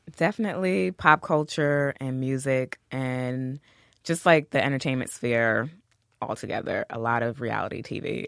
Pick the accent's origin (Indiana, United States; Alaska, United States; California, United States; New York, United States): New York, United States; New York City; I'm from Queens